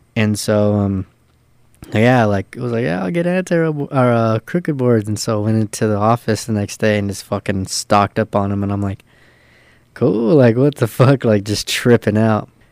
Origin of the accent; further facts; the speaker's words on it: San Pedro, California, United States; also born or lived in Torrance, California; I was uh born in Torrance, which is like ten minutes away from Pedro, but I was raised in Pedro